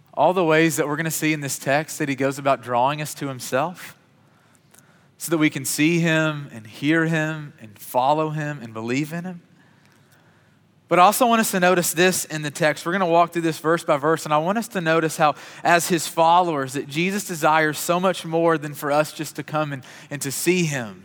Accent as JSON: {"language": "English", "region": "Kentucky", "country": "United States", "tie": "born or raised there", "said": "I grew up in Kentucky, which is God's country"}